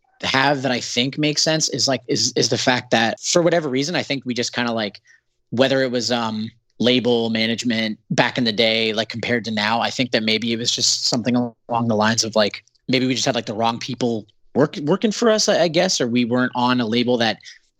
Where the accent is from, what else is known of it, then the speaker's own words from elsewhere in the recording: Canada; being a Canadian band